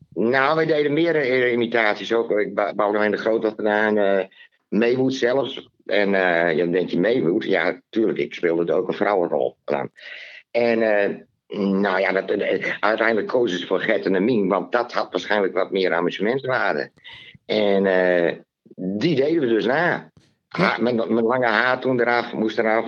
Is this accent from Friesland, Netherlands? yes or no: yes; Leeuwarden, Friesland, Netherlands; ik ben geboren in Leeuwarden uit een Terschellingersvader